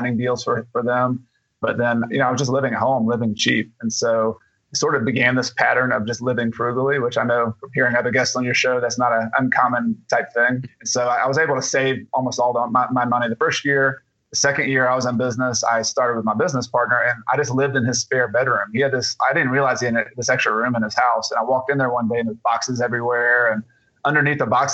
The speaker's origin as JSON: {"language": "English", "town": "Atlanta", "region": "Georgia", "country": "United States", "moved": "yes", "lives_now": "South Carolina, United States", "said": "I was originally from Atlanta to Georgia, and I moved to South Carolina."}